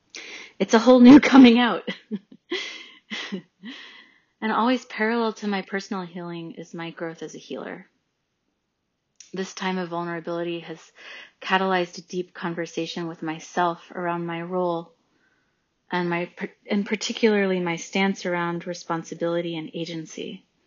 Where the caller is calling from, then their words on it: New York City, New York, United States; I'm calling from Brooklyn.